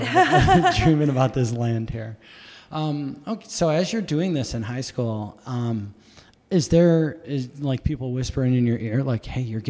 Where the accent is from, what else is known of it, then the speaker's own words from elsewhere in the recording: Buffalo, New York, United States; I grew up in Buffalo.